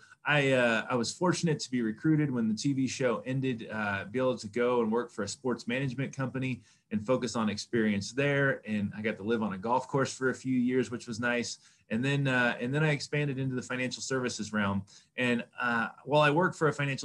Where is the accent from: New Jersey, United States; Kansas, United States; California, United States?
Kansas, United States; I was raised in Kansas